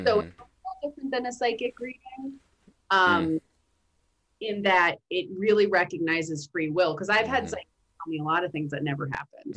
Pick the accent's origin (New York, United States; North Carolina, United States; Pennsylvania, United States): New York, United States; New York City; I'm from Brooklyn